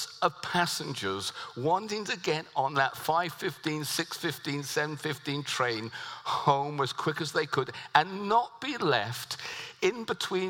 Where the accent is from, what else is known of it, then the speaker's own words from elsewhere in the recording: United Kingdom; So I live as a British citizen. So I live like a Brit.